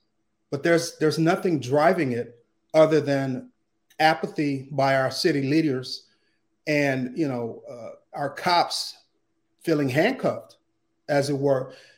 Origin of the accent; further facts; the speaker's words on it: Detroit, Michigan, United States; moved away as an adult; now in California, United States; I grew up in Detroit